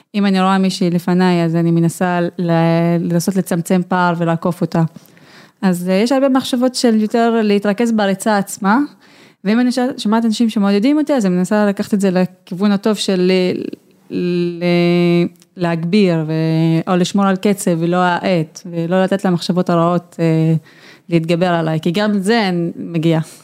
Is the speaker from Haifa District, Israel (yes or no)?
yes; Haifa District, Israel; אצלנו בכפר